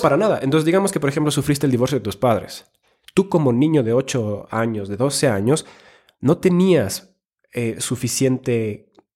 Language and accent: Spanish; Finland; moved away; also born or lived in Ecuador; soy nacido en Finlandia, he vivido en Ecuador